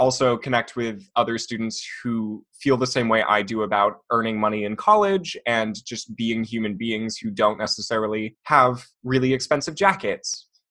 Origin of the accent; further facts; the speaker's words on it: Orlando, Florida, United States; I'm originally from Orlando, Florida, and I identify as a low-income student.